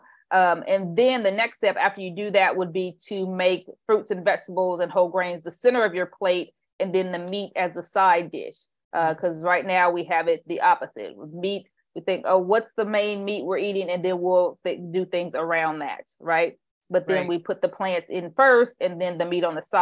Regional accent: Indiana, United States; now in Bay Area, United States; I grew up in Indiana

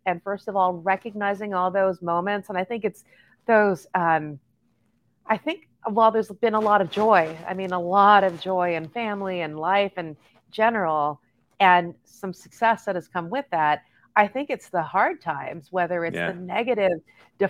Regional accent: Los Angeles, California, United States; born and raised in East

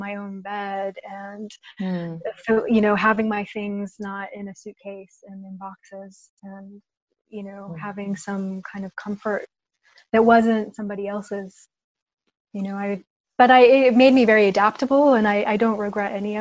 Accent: United States; born or raised there; moved away as an adult

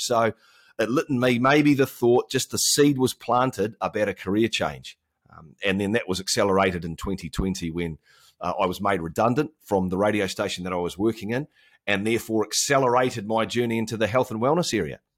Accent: Auckland, New Zealand; So I live in Auckland, New Zealand, which is the biggest city in New Zealand. We're not far from Australia. Of course, we have a great bond with those guys. Um, I've lived here my entire life

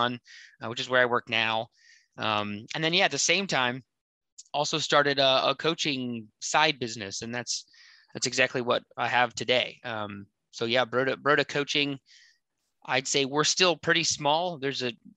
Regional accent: Virginia, United States; moved away as an adult; now in Seattle, United States; I grew up in Virginia. I lived there for 23 years.

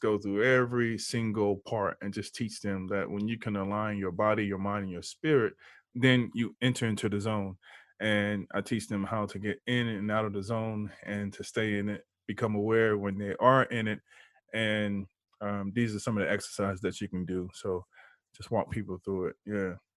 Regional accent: Houston, Texas, United States; now in San Diego, United States; I'm in San Diego, but I'm from Houston

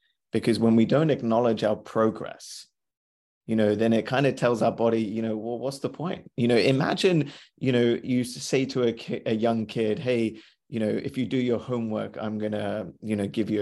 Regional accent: India; I'm Indian.

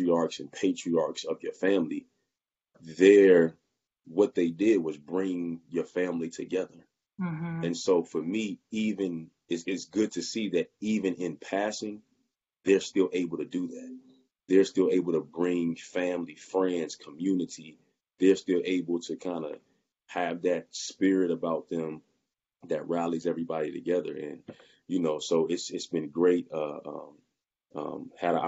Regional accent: Roanoke, Virginia, United States; also born or lived in Richmond, Virginia; I'm from Roanoke, Virginia, but I was in Richmond, right? I went to Virginia Union in 2006, and I stayed in the Richmond area until 2017

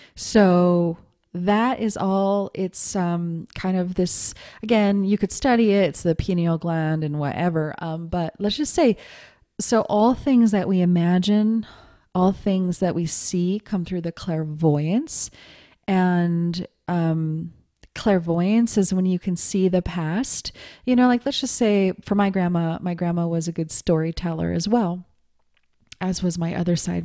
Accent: Montana, United States; growing up in Montana

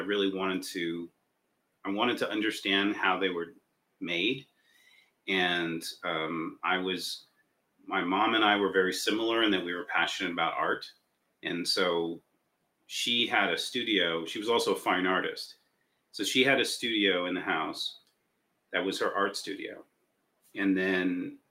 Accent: Los Angeles, California, United States; I was born in LA. I was born in Hollywood, and my mom worked as an animator.

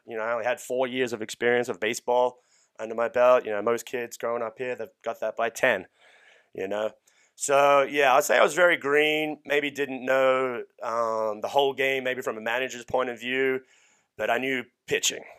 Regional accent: Australia; now in United States; I was born and raised in Australia

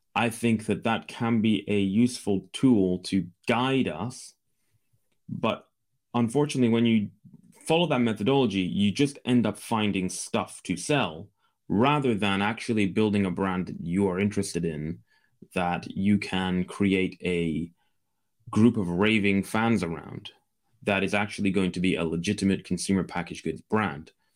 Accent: Scotland, United Kingdom; I'm from the U K. I'm from Scotland in the U K

